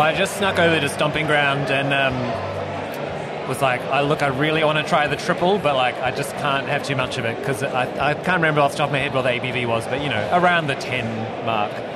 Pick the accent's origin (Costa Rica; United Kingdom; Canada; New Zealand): New Zealand; also born or lived in United States; now in Australia; I'm from New Zealand